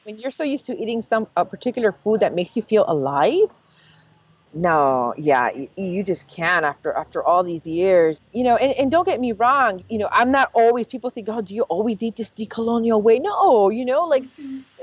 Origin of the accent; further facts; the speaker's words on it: Los Angeles, California, United States; being born and raised in East